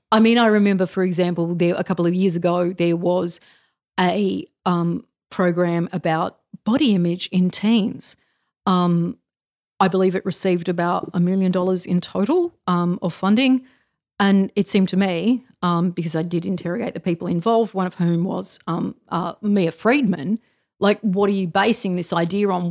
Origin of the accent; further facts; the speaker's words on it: Australia; being Australian